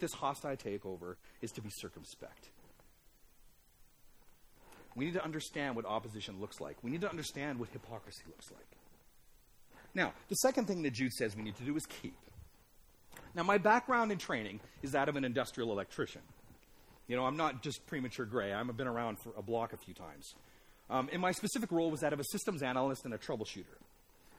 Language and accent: English; Alberta, Canada; I grew up in Alberta.